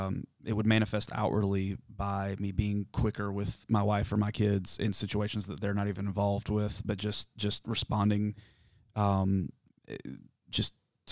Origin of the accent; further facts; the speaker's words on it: South Carolina, United States; So I grew up in South Carolina, in the foothills of the mountains of South Carolina.